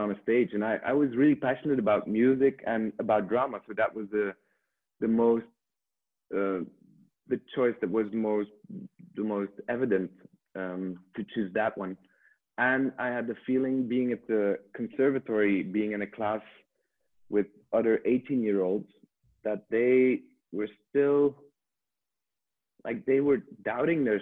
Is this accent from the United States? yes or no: no; Ghent, Flanders, Belgium; I'm from Belgium, Ghent. Yeah. Now I live in the countryside, not far from Ghent